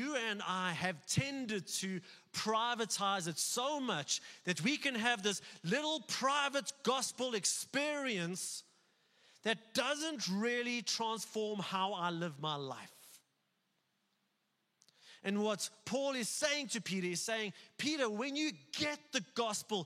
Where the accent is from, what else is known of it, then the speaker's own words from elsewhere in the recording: South Africa; being a white South African